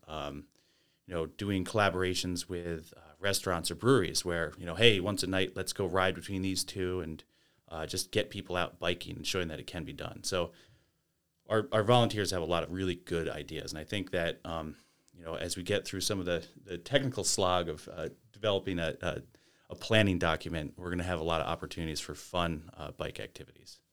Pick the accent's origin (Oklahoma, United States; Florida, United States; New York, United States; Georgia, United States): New York, United States; Lake Placid; also born or lived in Bolton, New York; I grew up in the Adirondacks and Bolton and Lake Placid and, uh, traveled around and came back to the area